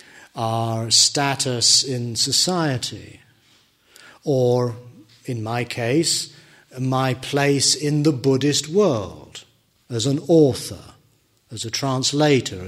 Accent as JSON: {"language": "English", "country": "United Kingdom", "said": "I'm British."}